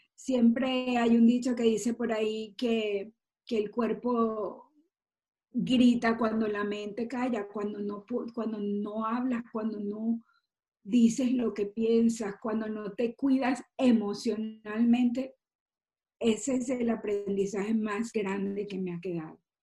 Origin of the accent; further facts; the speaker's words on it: Maracaibo, Zulia, Venezuela; como buena maracucha